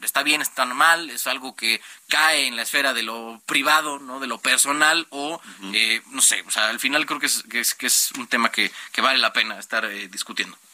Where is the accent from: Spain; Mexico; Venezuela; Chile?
Mexico; como ciudadanos mexicanos